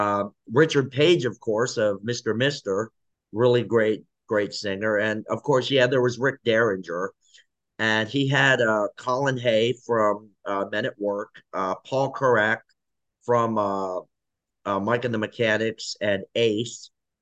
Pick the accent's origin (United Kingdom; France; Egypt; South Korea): South Korea; Yes. So I'm from South Korea.